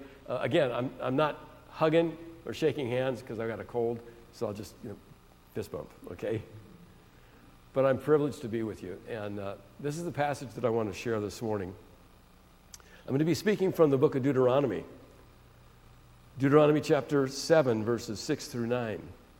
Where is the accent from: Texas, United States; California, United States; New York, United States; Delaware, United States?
California, United States; San Francisco Bay Area; I'm from the San Francisco Bay Area. My parents, though, however, my father's family came from Belarus. My great-grandfather was murdered because he was a Jew.